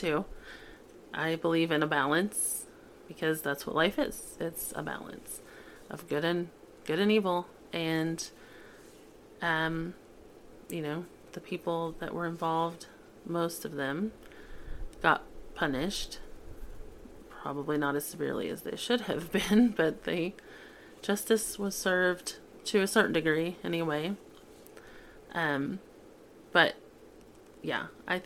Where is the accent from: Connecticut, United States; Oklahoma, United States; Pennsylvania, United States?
Oklahoma, United States; I grew up in Oklahoma